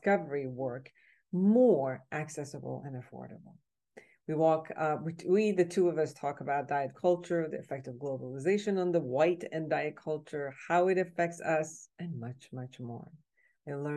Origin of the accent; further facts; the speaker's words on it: Iran; moved away; I'm originally from Iran